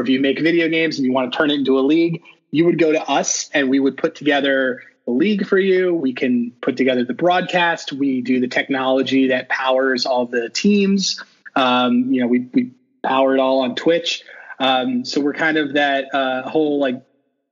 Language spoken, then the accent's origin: English; Philadelphia, Pennsylvania, United States; also born or lived in California; now in Boston, United States; I am in Boston, but I'm originally from Philadelphia, and I've lived in California for my last 10 years until I moved here in March